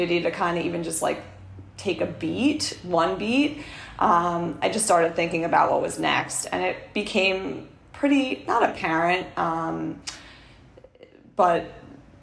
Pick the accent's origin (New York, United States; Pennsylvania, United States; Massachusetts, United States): New York, United States; New York City; my hometown, which is Rockaway Beach, Queens